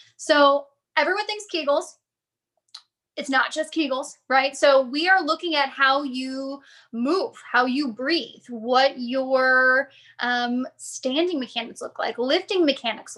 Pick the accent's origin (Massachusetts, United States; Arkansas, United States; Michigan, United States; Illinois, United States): Illinois, United States; Chicago; also born or lived in Phoenix; now in Connecticut, United States; I grew up in Chicago, so I spent a lot of time there